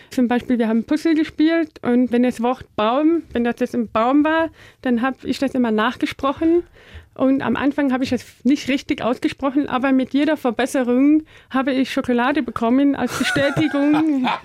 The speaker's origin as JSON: {"language": "German", "region": "North Rhine-Westphalia", "country": "Germany", "said": "wir kommen in der Nähe aus Holland, Aachen da, okay. Rheinländerin."}